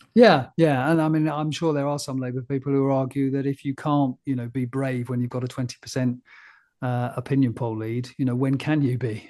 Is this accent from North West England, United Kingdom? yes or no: no; Frome, South West England, United Kingdom; moved away; Froome, which was where I was born